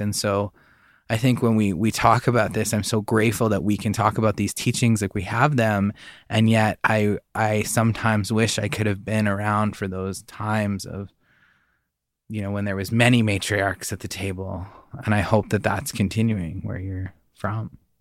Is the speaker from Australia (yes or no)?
no; southern British Columbia, Canada; I grew up in southern B C